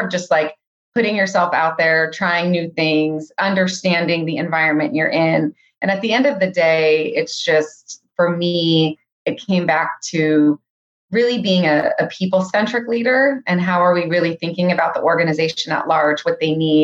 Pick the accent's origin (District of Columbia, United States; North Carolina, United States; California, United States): California, United States; Silicon Valley; I was born and raised in the Silicon Valley, which is fairly rare these days